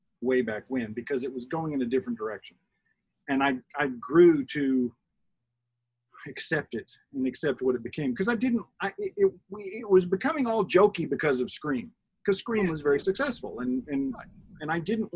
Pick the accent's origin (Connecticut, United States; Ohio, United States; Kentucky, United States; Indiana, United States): Kentucky, United States; Benton; moved away as an adult; also born or lived in Tennessee; that's where I grew up. And by the way, I loved it. I loved Kentucky. I loved Marshall County. I loved Benton, where I lived